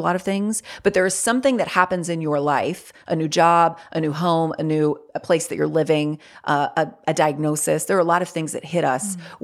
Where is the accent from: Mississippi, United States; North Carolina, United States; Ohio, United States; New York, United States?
North Carolina, United States; I live in North Carolina. I've lived here my whole life.